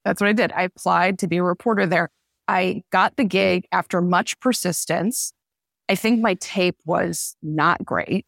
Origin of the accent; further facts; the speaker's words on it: New Jersey, United States; moved away as an adult; also born or lived in Syracuse, New York; now in New Haven, United States; when I was growing up in New Jersey, I live close to New York City